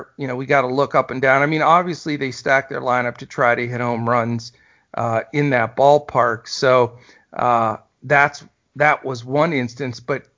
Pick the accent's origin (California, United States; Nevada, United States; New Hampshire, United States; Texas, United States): Texas, United States; my hometown team here, the Texas Rangers